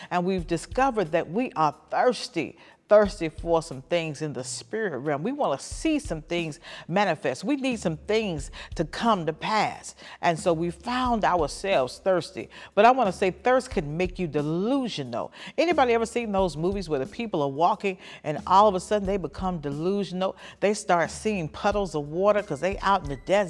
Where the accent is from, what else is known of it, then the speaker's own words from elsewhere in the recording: Birmingham, Alabama, United States; I grew up in Birmingham, Alabama